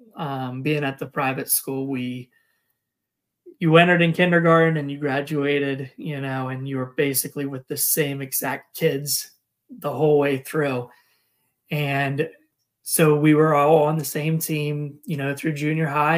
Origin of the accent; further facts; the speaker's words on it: Chambersburg, Pennsylvania, United States; also born or lived in Ramstein, Germany / Northern California / Greencastle, Pennsylvania; I grew up in Chambersburg, Pennsylvania, which is just the next town north of where I live now.